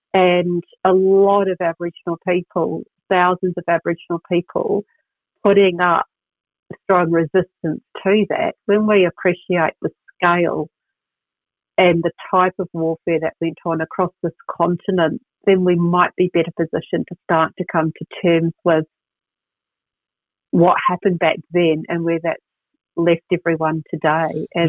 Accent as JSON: {"language": "English", "country": "New Zealand", "tie": "born or raised there", "lives_now": "Australia", "said": "most people in New Zealand didn't know, and I didn't know growing up in New Zealand, that we'd sent people from all different backgrounds over here either."}